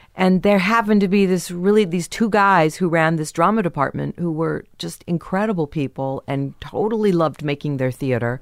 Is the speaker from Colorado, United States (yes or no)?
no; San Diego, California, United States; also born or lived in Kansas; I was born in Kansas, and then we moved to San Diego